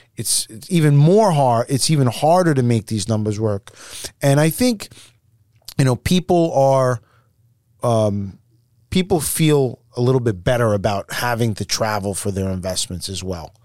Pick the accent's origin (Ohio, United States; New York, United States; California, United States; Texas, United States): New York, United States; we're from New York